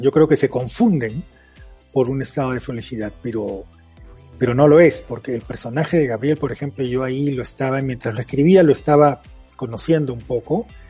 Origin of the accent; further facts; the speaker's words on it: Peru; first language Spanish; moved away as an adult; ahora en el Perú vivo este, a pocas cuadras del colegio en donde estudié, en el Perú